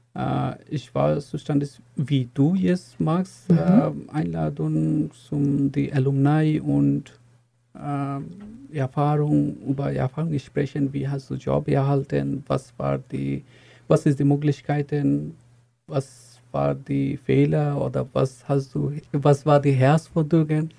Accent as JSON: {"language": "German", "country": "Bangladesh", "second_language": "German", "moved": "as an adult", "lives_now": "Chemnitz, Germany", "said": "ich komme aus Bangladesch und äh, ich bin schon in Chemnitz seit lange, schon fast acht Jahre."}